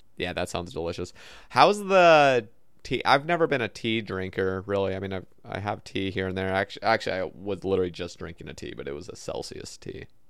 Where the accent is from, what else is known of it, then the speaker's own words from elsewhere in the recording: Oregon, United States; now in Alabama, United States; so I grew up in Oregon and now I live in Alabama